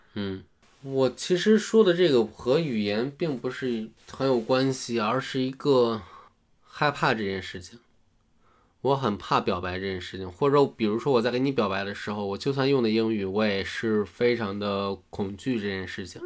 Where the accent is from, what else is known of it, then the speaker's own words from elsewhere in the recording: Shandong, China; first language Chinese; 作为一个山东人